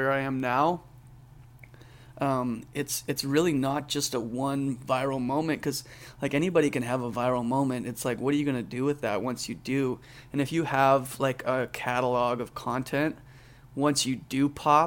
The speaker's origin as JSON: {"language": "English", "country": "Canada", "tie": "born or raised there", "moved": "yes", "lives_now": "Boise, United States", "said": "I grew up in Canada"}